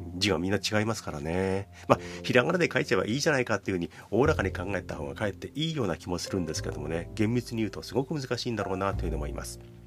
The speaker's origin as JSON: {"language": "Japanese", "country": "Japan", "tie": "born or raised there", "first_language": "Japanese", "said": "日本に生まれて日本語をずっと生まれて"}